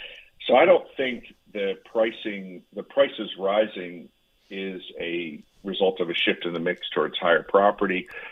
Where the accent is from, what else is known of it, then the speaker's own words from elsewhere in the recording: Connecticut, United States; this is my analogy, just using my hometown in Connecticut, my town saw 200 listings pre-pandemic